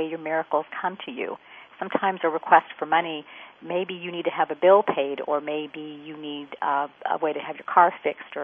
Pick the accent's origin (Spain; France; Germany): France; moved away; I speak French because I grew up in France